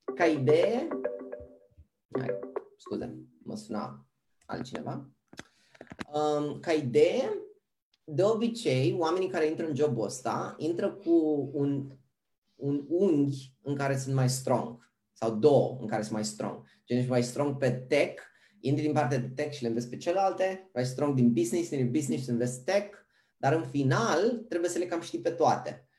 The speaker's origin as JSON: {"language": "Romanian", "town": "Pitești", "region": "Argeș", "country": "Romania", "also_born_or_lived": "Bucharest, Romania", "moved": "as an adult", "lives_now": "Amsterdam, Netherlands", "said": "sunt originar din Pitești"}